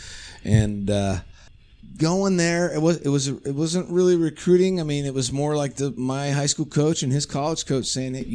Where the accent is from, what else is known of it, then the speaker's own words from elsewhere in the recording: San Diego, California, United States; growing up in South San Diego